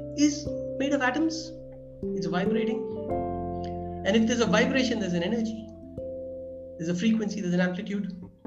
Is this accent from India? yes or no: yes; India; I'm from India.